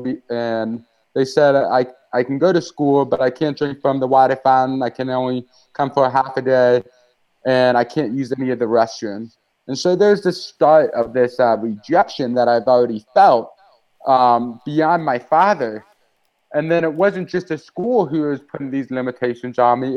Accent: Moscow Mills, Missouri, United States; I grew up in the Methodist Church. My family attended Moscow Mills Methodist Church. It's in the rural area of St. Louis, Missouri.

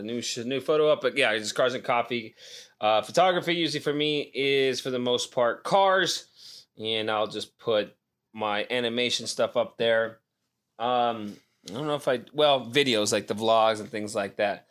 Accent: Nevada, United States; moved away; back in my hometown.

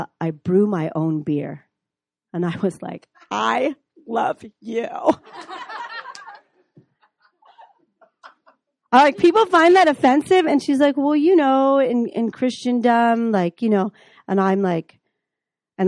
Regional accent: Chicago, Illinois, United States; moved away as an adult; also born or lived in Minneapolis, Minnesota; from Chicago

